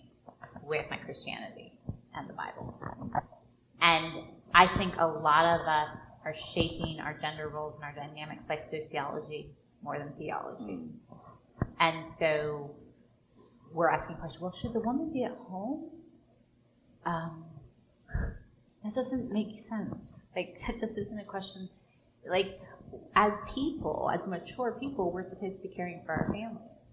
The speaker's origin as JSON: {"language": "English", "region": "the North", "country": "United States", "tie": "born or raised there", "moved": "yes", "lives_now": "the South, United States", "said": "I grew up in the North, right? But I live in the South"}